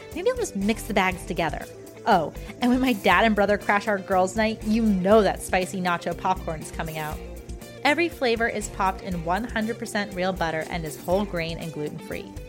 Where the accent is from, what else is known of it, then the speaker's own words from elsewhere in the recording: Ojai, California, United States; now in Los Angeles, United States; I did grow up in L A, but I grew up mostly in Ojai, which I'm it's, like, two hours north